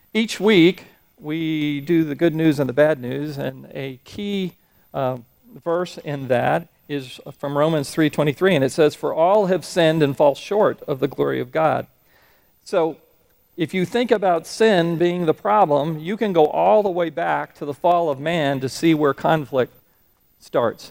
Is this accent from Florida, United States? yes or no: yes; Florida, United States; moved away as an adult; also born or lived in Huntsville, Alabama; I grew up in Florida, and I'm used to Florida weather patterns